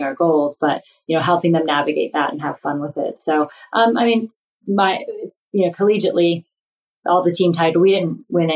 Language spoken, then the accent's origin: English; Northeast Ohio, United States; I grew up in Northeast Ohio